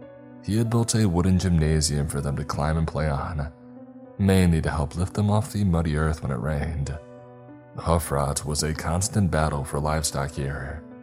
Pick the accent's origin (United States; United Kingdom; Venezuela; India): United States; Texas; I grew up in East Texas. Rain country. Every bit as wet as West Texas is dry.